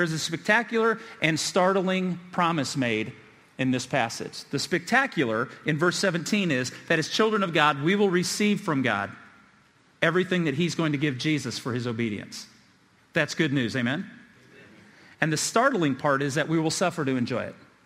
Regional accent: Indiana, United States; I grew up in Indiana

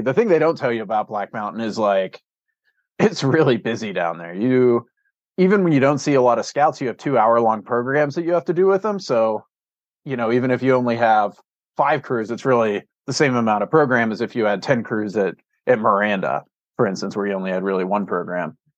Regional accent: Pittsburgh, Pennsylvania, United States; moved away as an adult; also born or lived in Cleveland, Ohio / Cimarron, New Mexico; now in Bozeman, United States; I grew up in Pittsburgh, Pennsylvania, and then I went to college in Cleveland

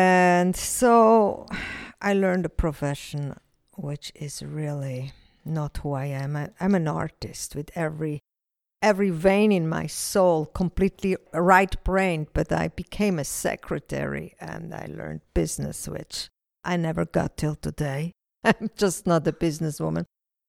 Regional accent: Switzerland; now in Israel; I grew up in Switzerland, and both of my parents were Swiss. My grandfather, Italian. Kind of a mix.

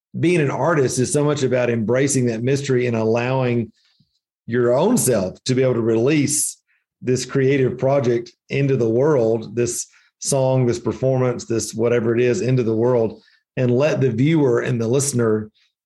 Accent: the Bible Belt, United States; moved away as an adult; now in Asheville, United States; growing up in the Bible Belt

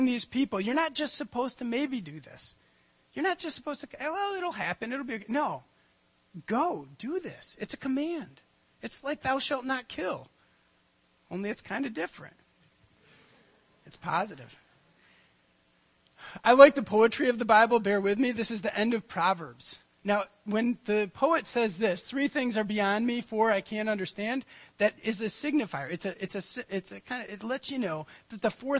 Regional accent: United States; I grew up on Lake Michigan

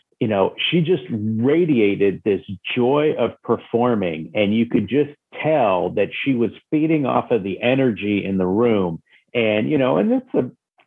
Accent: Jefferson City, Missouri, United States; I grew up in Jefferson City, Missouri, which is the state capital of Missouri.

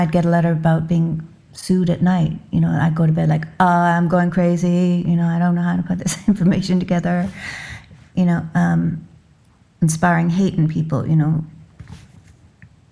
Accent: Canada

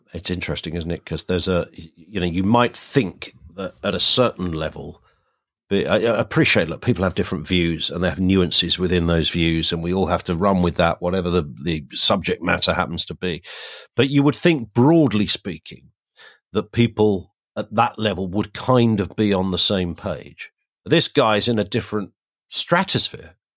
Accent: Kent, South East England, United Kingdom; when I was a kid, 'cause I grew up in Kent

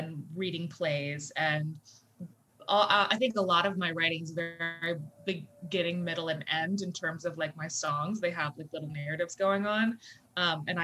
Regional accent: Nashville, Tennessee, United States; accent: twang; also born or lived in New Jersey; I am from Nashville, Tennessee. I was born in Jersey, but I always say I'm from Tennessee because I was like six or something when I moved. I'm a Southern girl, mostly

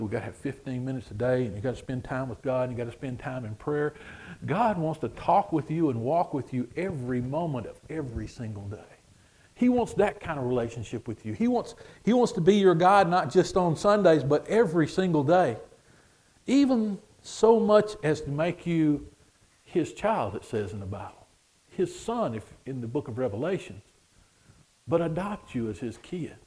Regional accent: United States; we say we're from America

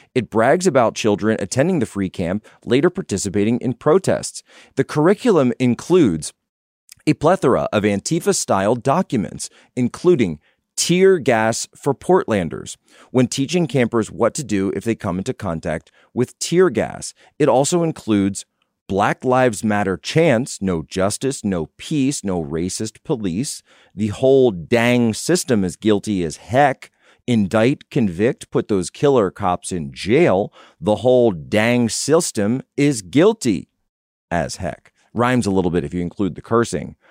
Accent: United States; I'm an American

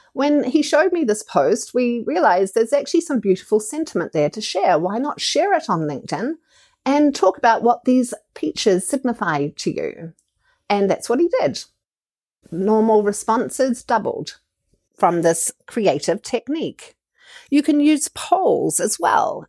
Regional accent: New Zealand; As a New Zealander and as an entrepreneur

